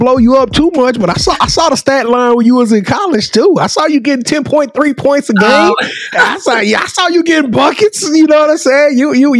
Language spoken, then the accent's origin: English; Shreveport, Louisiana, United States; Okay, see, I'm from Shreveport, Louisiana.